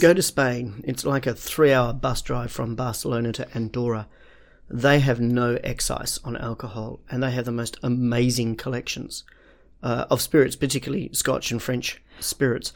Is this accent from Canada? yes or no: no; Perth, Western Australia, Australia; moved away; I come from Perth, which is named after Perthshire